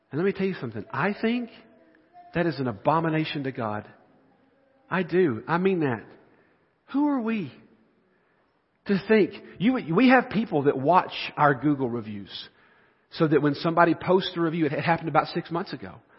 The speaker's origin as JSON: {"language": "English", "region": "the South", "country": "United States", "said": "I'm from the South."}